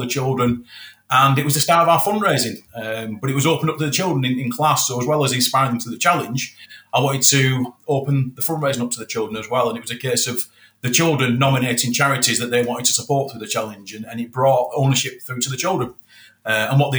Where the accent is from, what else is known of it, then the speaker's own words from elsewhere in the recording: Moorside, United Kingdom; children growing up in Moorside